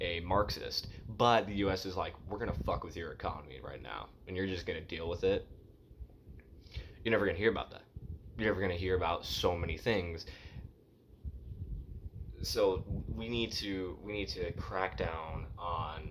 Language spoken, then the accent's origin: English; United States; As an American Jew